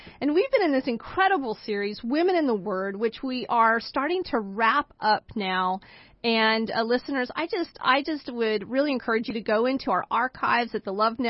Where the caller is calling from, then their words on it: Boise, Idaho, United States; I'm calling in from Boise, Idaho.